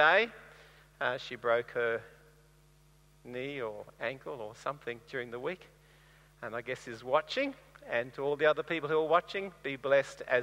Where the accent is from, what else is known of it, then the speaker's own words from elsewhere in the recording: Bundaberg, Queensland, Australia; moved away; I grew up in Bundaberg, and it's a nice warm place to live